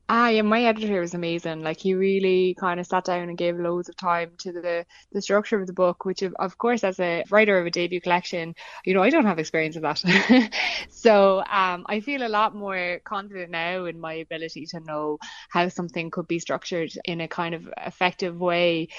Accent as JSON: {"language": "English", "country": "Ireland", "tie": "born or raised there", "said": "growing up in Ireland as a, as a young woman"}